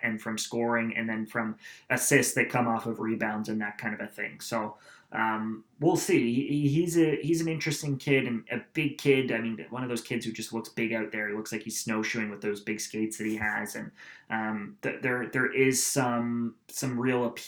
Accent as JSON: {"language": "English", "town": "Aurora", "region": "Ontario", "country": "Canada", "tie": "born or raised there", "said": "St. Andrews College, which is actually in my hometown"}